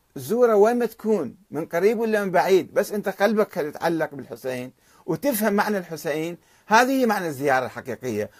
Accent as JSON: {"language": "Arabic", "country": "Iraq", "said": "عندنا بالعراق"}